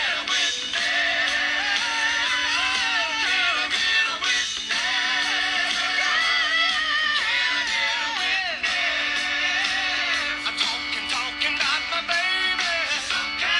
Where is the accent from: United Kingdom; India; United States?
United States; Michigan; I'm from Michigan